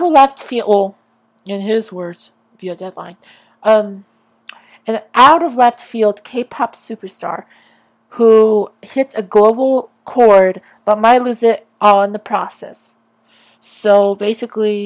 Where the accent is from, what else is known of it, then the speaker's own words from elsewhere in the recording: Lindsay, California, United States; I'm born a Lindsayite, and I am a Lindsayite to the day I freaking